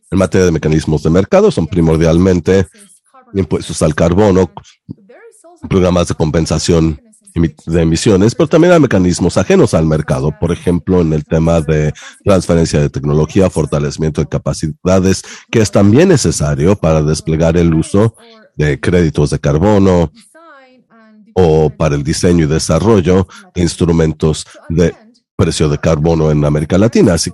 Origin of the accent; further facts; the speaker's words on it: Mexico; now in United Kingdom; soy mexicana. Estoy radicando en Reino Unido, pero soy mexicana.